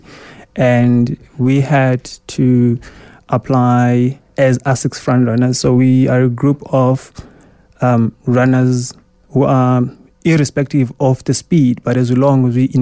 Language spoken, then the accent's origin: English; Eastern Cape, South Africa; I grew up in the Eastern Cape